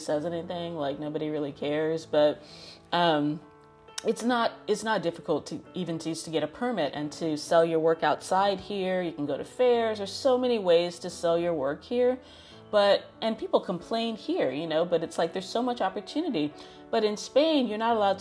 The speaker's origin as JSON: {"language": "English", "country": "United States", "tie": "born or raised there", "said": "being born and raised in America"}